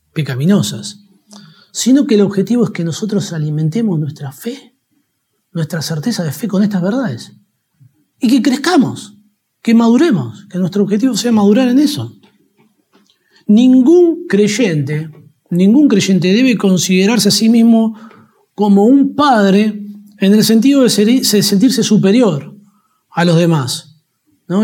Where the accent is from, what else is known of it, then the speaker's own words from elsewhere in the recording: Argentina; todos los argentinos disfrutamos del Mundial de Fútbol